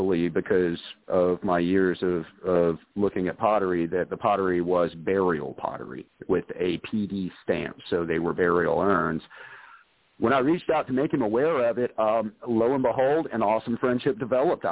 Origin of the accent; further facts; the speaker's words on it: South Carolina, United States; a little boy from South Carolina